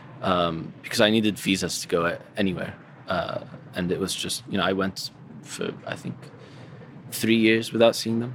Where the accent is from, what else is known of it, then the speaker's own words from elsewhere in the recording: Syria; moved away; I'm from Syria